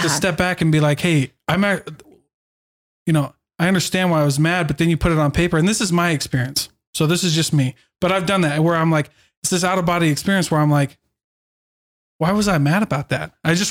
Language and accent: English; Iowa, United States; I grew up in Iowa. And same thing. We had one place as the drive-in.